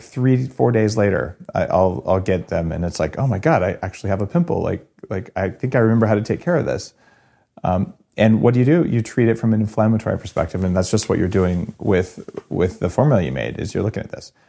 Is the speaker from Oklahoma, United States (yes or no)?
no; New Mexico, United States; I grew up in New Mexico where we eat these really hot green chilies